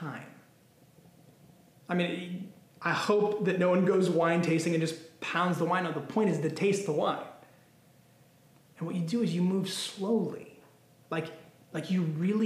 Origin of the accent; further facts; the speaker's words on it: Temecula, California, United States; I have the privilege of living in the beautiful Temecula Valley, okay? It is the premier destination in Southern California for wine. It is literally known for wine. I grew up in the area